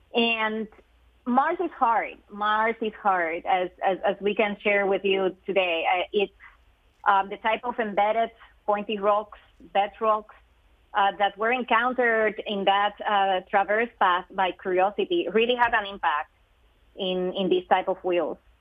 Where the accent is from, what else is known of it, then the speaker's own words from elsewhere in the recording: Puerto Rico; moved away; I am originally from Puerto Rico, so growing up in that beautiful island